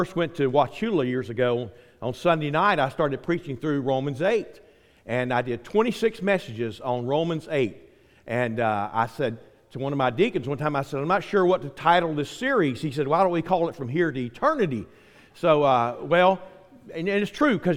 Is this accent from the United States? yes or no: yes; Quincy, United States; moved away; I grew up in Quincy